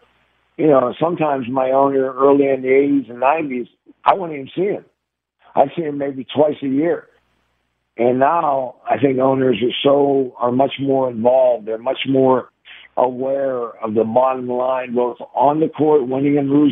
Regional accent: Pittsburgh, Pennsylvania, United States; my hometown school, University of Pittsburgh

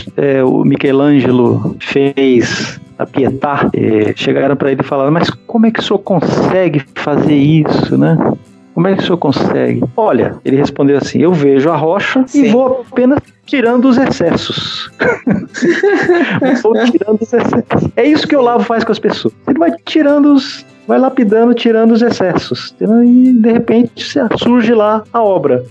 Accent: São Paulo, Brazil; Eu morava em São Paulo. Eu nasci em São Paulo

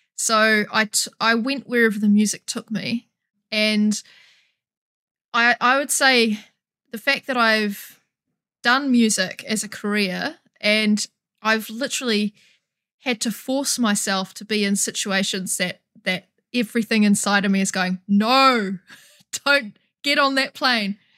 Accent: New Zealand; I'm from New Zealand

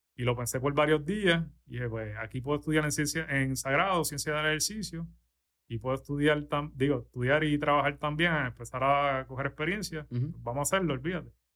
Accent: San Juan, Puerto Rico; moved away as an adult; now in Orlando, United States; yo soy de San Juan, de, aquí de San Juan, eh, me crié en, Las Lomas. Ahora mismo vivo en Orlando

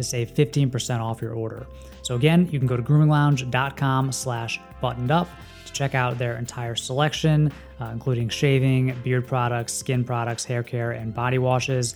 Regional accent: Washington, District of Columbia, United States; my hometown of Washington, D.C.

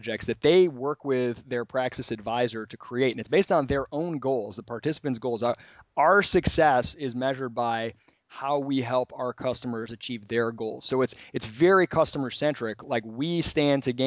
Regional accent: Michigan, United States; I'm being from Michigan

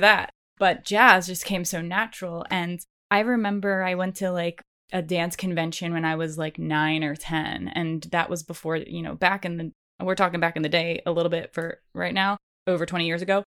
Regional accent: East Coast, United States; I grew up on the East Coast

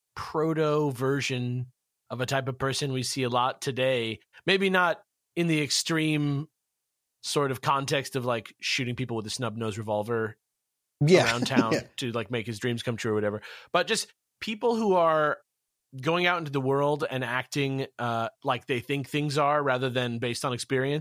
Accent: California, United States; I'm from California, right?

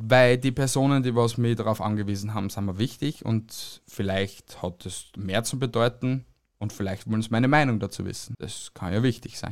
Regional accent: Austria; uns Österreicher

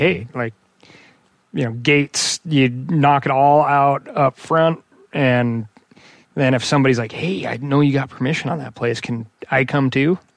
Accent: Missoula, Montana, United States; growing up in Missoula

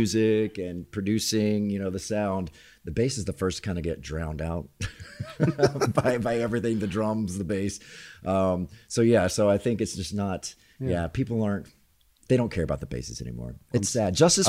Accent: the South, United States; accent: southern; also born or lived in Orlando, Florida

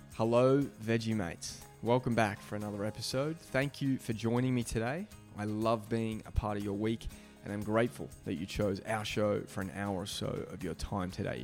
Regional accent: Melbourne, Victoria, Australia; also born or lived in Adelaide; we're here today back in Beaumaris, my hometown

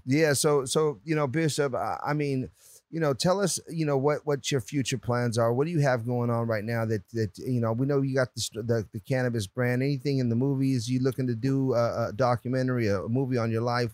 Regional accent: Puerto Rico; now in California, United States; I'm Puerto Rican

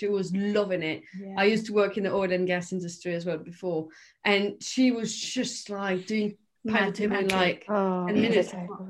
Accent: France; now in United Kingdom; I'm French.

